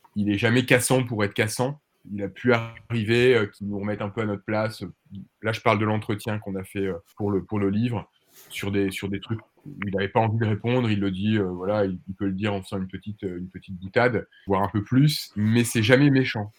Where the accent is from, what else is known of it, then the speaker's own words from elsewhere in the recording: France; on est français